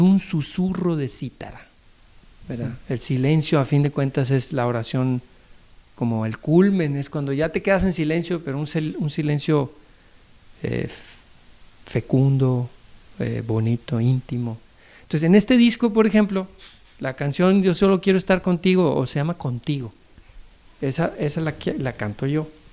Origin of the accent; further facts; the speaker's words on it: Acapulco, Guerrero, Mexico; also born or lived in Nuevo Laredo, Tamaulipas; allá en Acapulco, que es donde me crié. Yo nací en Nuevo Laredo, Tamaulipas, pero me crié en Acapulco